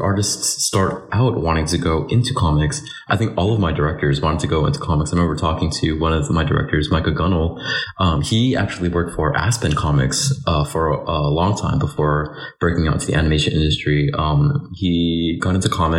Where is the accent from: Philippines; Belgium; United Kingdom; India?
Philippines; I'm Filipino.